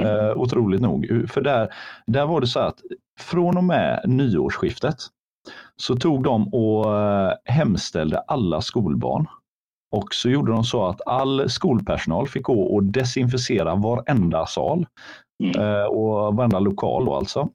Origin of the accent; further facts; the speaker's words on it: Sweden; vi svenskar